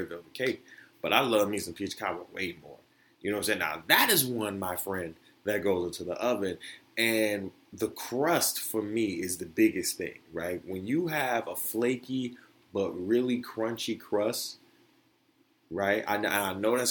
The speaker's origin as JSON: {"language": "English", "region": "Florida", "country": "United States", "moved": "yes", "said": "I'm from Florida, right? Being from the South"}